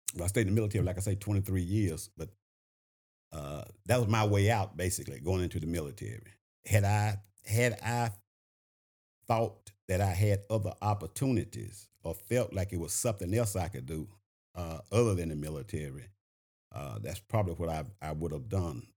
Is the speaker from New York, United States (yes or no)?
no; Shreveport, Louisiana, United States; moved away as an adult; now in Augusta, United States; I'm originally from Shreveport, Louisiana. Uh, I graduated from a high school called Bethune Junior Senior High School